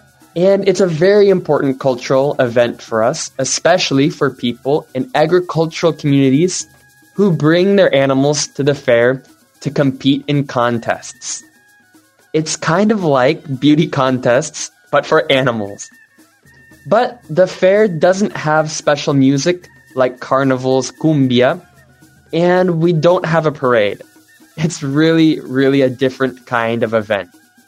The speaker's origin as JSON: {"language": "English", "country": "United States", "moved": "as an adult", "lives_now": "Barranquilla, Colombia", "said": "As an American living in Barranquilla"}